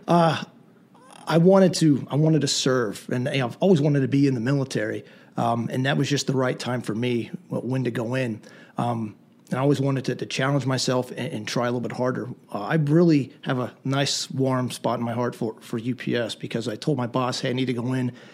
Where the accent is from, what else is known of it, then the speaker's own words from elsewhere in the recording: Lancaster County, southern Pennsylvania, United States; I grew up in Pennsylvania, southern Pennsylvania, in, in Lancaster County.